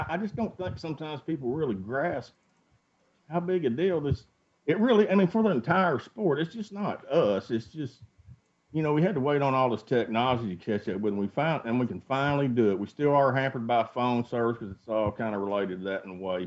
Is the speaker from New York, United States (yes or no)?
no; Arkansas, United States; We're both from Arkansas. I mean, we all live there.